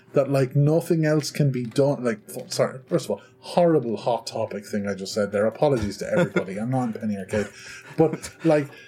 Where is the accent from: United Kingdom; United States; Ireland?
Ireland; I'm from Ireland